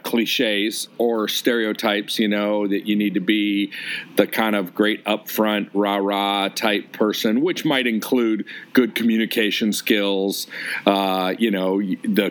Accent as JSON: {"language": "English", "town": "Detroit", "region": "Michigan", "country": "United States", "also_born_or_lived": "Chicago / Omaha, Nebraska / Orange County, California / Pasadena", "moved": "yes", "lives_now": "San Diego, United States", "said": "I'm from Detroit, and all my family and my wife's family, they're all there"}